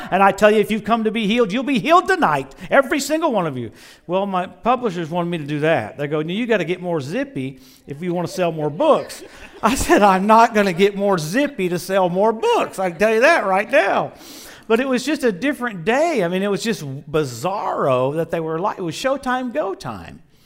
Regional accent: Louisiana, United States; I grew up in Louisiana

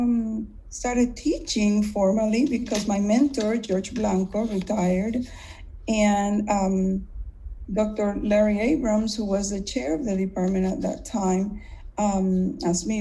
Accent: Puerto Rico; moved away as an adult; also born or lived in Mississippi; now in United States; I grew up in Puerto Rico.

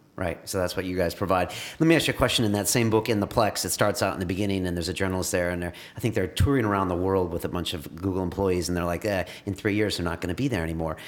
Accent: California, United States; I'm from California

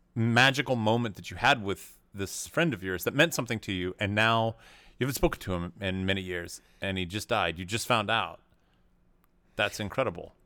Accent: Tennessee, United States; I grew up in Tennessee

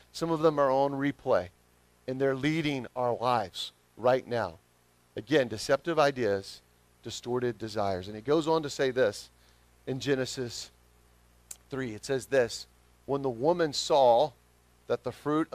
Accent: the South, United States; accent: southern; my southern accent

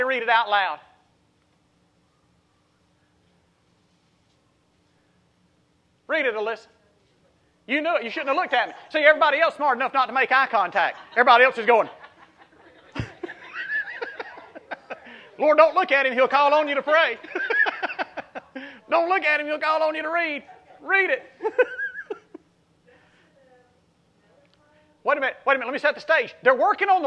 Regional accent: South Mississippi, United States; now in Bonifay, United States; I came from South Mississippi

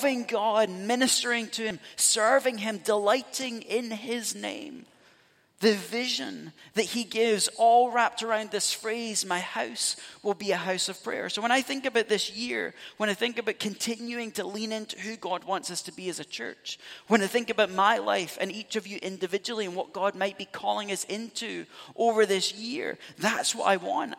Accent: Scotland, United Kingdom; moved away; I'm Scottish, so you go back home, we're steeped in Celtic spirituality

